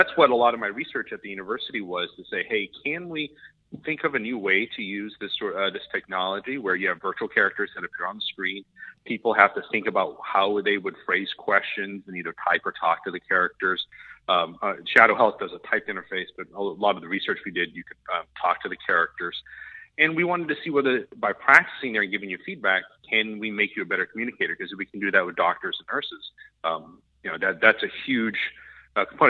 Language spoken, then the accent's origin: English; Oklahoma, United States; moved away; I grew up in Oklahoma